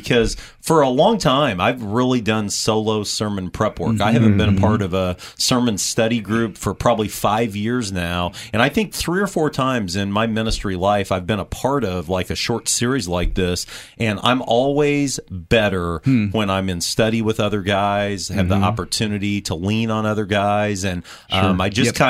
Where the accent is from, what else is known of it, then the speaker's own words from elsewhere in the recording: United States; I'm proud to be an American.